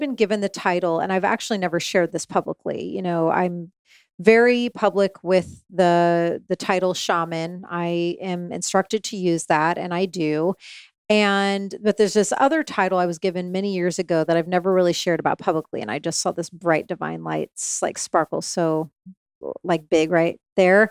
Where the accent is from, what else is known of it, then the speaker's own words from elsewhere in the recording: Indiana, United States; moved away; I grew up in Indiana